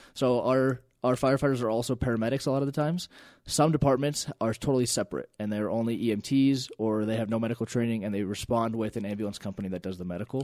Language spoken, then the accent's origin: English; Elizabeth, Colorado, United States; I grew up in Elizabeth